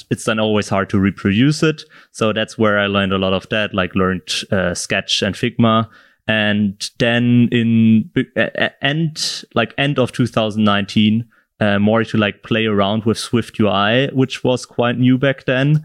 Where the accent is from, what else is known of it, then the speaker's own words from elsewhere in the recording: south of Germany, Germany; moved away as an adult; now in Berlin, Germany; I'm from, originally from the south of Germany